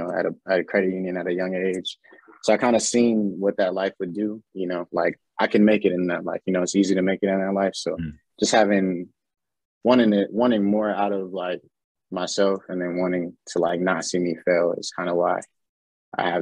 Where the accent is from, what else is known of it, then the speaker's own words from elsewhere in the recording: Panama; now in Austin, United States; I'm from Panama